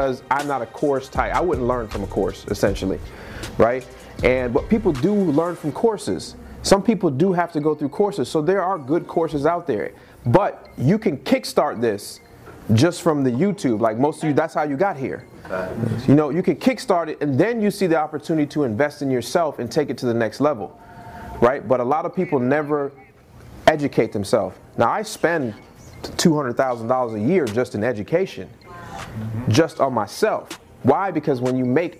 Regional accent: the South, United States; now in Boston, United States; I'm from the South

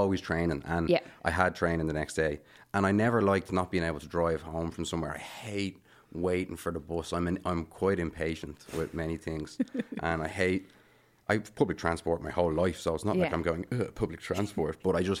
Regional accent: Bray, Leinster, Ireland; moved away as an adult; now in Dublin, Ireland; I lived in Bray for my whole... Which is in Wicklow.

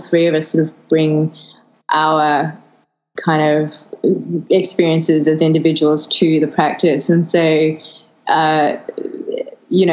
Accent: Australia; also born or lived in London, United Kingdom; I'm Australian

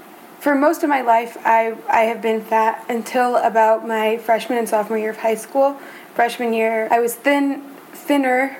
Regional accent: Omaha, Nebraska, United States; I'm from Omaha, Nebraska.

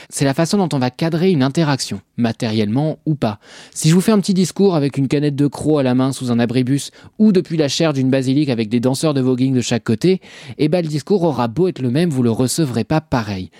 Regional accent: Normandy, France; je suis normand

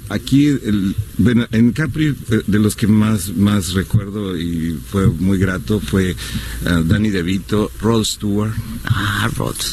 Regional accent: San Luis Potosí, Mexico; Sí, soy de San Luis Potosí cuando era niño hicieron una convocatoria para un grupo

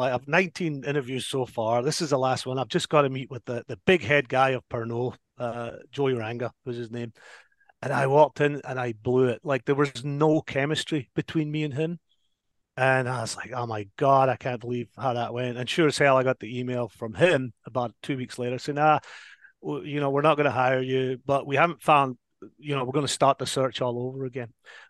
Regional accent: Paisley, Scotland, United Kingdom; now in United States; Yeah, so I grew up in Paisley, and I actually grew up in a little neighborhood called Fergusley Park, which up until very recently was the most deprived neighborhood in al

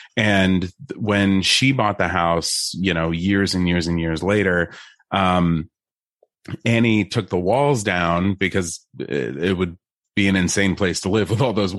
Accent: New York, United States; I'm from New York.

